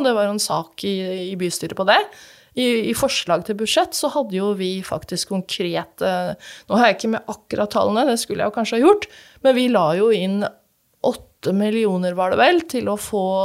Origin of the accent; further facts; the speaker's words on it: Fredrikstad, Østfold, Norway; jeg vokste opp på Rollsøy